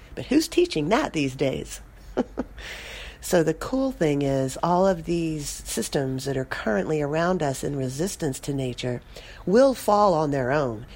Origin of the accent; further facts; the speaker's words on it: Austin, Texas, United States; my hometown, Austin, Texas